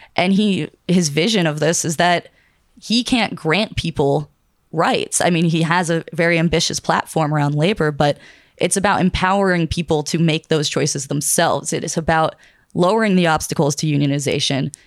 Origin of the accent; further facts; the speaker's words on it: Pittsburgh, Pennsylvania, United States; I'm from Pittsburgh, Pennsylvania